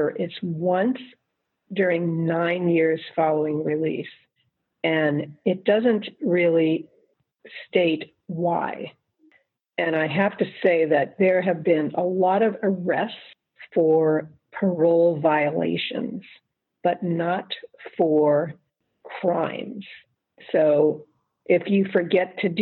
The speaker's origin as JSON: {"language": "English", "area": "Long Island", "region": "New York", "country": "United States", "tie": "born or raised there", "also_born_or_lived": "Bronx, New York / Queens, New York", "said": "I was born in the Bronx. Mm-hmm. We moved to Queens. And then when I was in third grade, we moved to Long Island, to the North Shore of Long Island."}